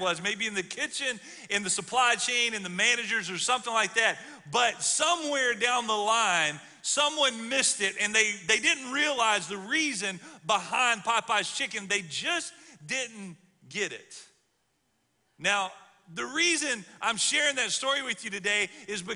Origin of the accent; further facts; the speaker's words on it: Alabama, United States; I'm from the South. I grew up in Alabama